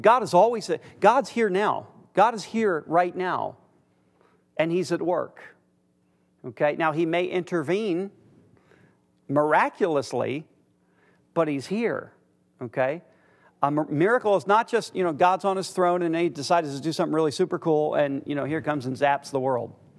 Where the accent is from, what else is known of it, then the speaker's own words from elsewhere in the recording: United States; I'm from America